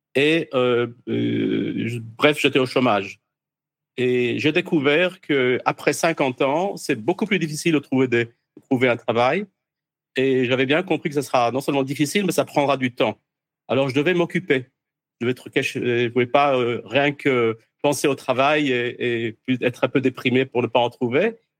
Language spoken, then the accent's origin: French; France; moved away as an adult; Je suis né en France. J'ai quitté la France à peu près 40 ans. J'ai fait des études secondaire en France.